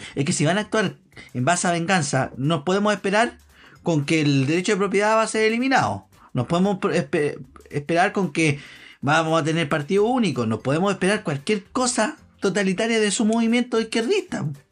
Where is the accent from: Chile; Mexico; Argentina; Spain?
Chile